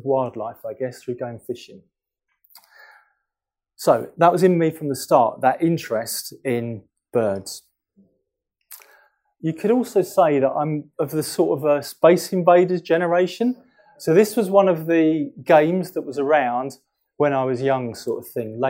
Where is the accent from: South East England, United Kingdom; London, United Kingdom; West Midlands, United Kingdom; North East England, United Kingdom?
London, United Kingdom; I'm from London. I'm from North London, Wood Green, which is near Tottenham.